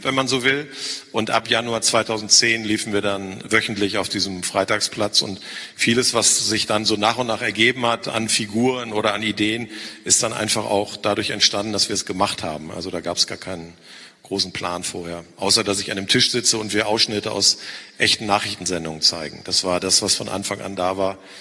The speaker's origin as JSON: {"language": "German", "region": "North Rhine-Westphalia", "country": "Germany", "said": "sage ich als Ostwestfale"}